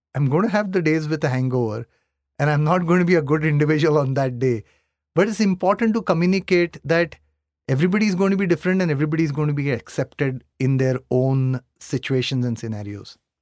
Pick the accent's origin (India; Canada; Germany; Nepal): India; Mumbai, Maharashtra; I come from Bombay